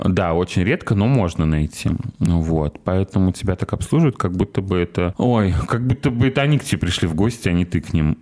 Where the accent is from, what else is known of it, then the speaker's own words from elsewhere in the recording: Sochi, Krasnodar Krai, Russia; now in Kazan, Russia; мы были коренные сочинки